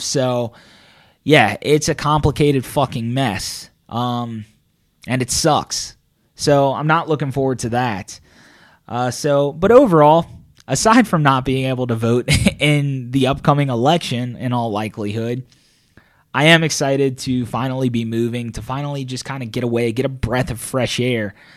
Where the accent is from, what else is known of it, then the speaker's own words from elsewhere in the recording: New Orleans, Louisiana, United States; I'm from New Orleans